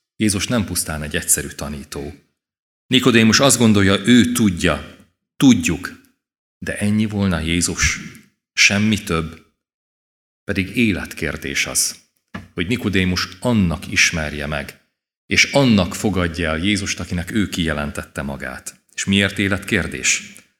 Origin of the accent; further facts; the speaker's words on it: Kisvárda, Szabolcs-Szatmár-Bereg, Hungary; az egész családdal itt ültünk a templomban. Délelőtt is, délután is, és én gyerekként is szívesen jöttem.